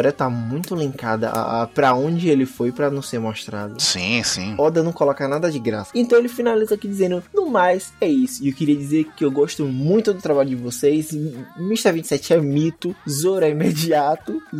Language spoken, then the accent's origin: Portuguese; Acre, Brazil; tenho 19 anos, sou estudante de Ciências Econômicas na o FAC. My God, sim, eu sou do Acre, de Rio